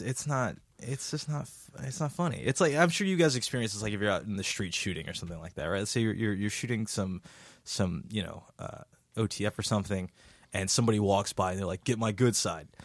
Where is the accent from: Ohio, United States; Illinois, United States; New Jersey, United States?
New Jersey, United States; Jersey City; I am from Jersey City, New Jersey